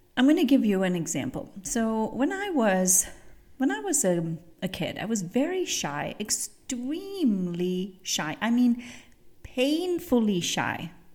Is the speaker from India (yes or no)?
yes; India; moved away; I grew up in India, and I grew, I grew up seeing elephants